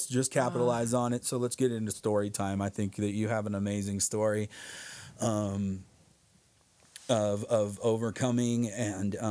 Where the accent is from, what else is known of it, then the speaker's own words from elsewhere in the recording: San Bernardino, California, United States; also born or lived in Big Bear mountain area, California; I was born in San Bernardino.